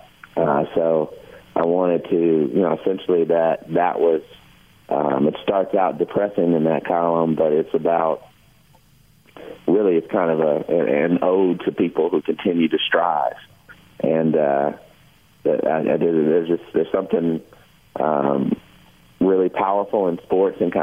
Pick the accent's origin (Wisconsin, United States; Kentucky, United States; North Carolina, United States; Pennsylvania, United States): Kentucky, United States; recited the "I Have a Dream" speech, you know, every February, in front of big audiences, growing up in Kentucky